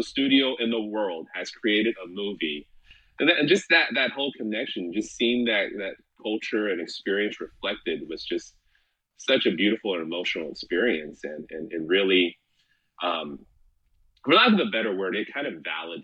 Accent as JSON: {"language": "English", "country": "United States", "first_language": "Chinese", "second_language": "English", "said": "as a Taiwanese American, Chinese American, speaking a language that I spoke growing up, that I used to be made fun of because that was my primary language for a while, and I couldn't speak English very well"}